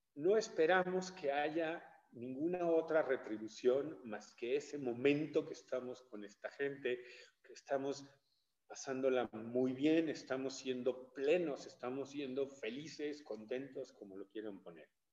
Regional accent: Mexico City, Mexico; also born or lived in Chiapas; now in San Miguel de Allende, Mexico; nací en la Ciudad de México, pero fui registrado en nuestro estado eh, por gusto de la familia

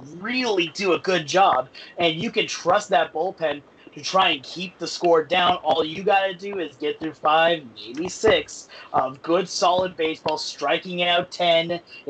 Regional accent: Seattle, Washington, United States; I'm from Seattle.

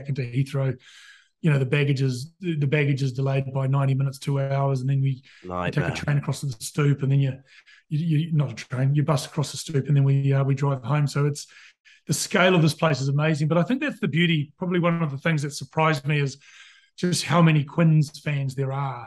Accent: Christchurch, Canterbury, New Zealand; moved away as an adult; now in London, United Kingdom; I'm a Canterbury boy. My dad's from Christchurch, mum's from Fiji, so I grew up in Christchurch.

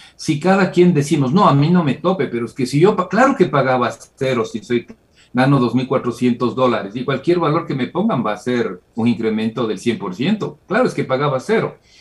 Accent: Ecuador; Como ecuatoriano.

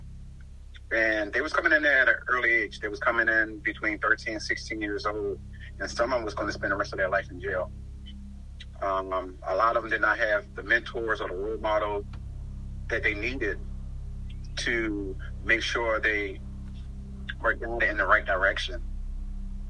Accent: Baltimore, Maryland, United States; moved away as an adult; also born or lived in South Carolina; I was born and raised in Baltimore, Maryland

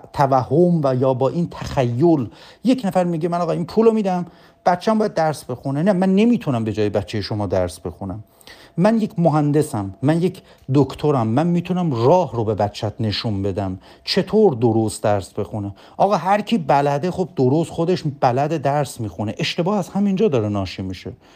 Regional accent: Bonab, East Azerbaijan, Iran; now in Tabriz, Iran; بنده اصلیتم تبریزی نیست من اصلیتم بنابیه

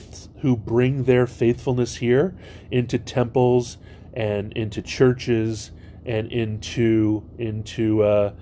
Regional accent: Hawaii, United States; I grew up in Hawaii

